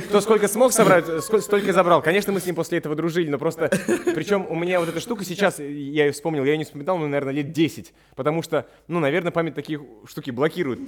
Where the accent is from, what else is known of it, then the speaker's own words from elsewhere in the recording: Tomsk, Tomsk Oblast, Russia; я из Томска